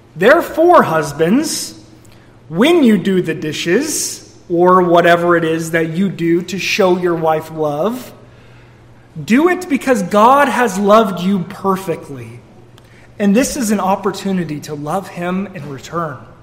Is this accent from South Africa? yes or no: no; Missouri, United States; moved away; We're all from Missouri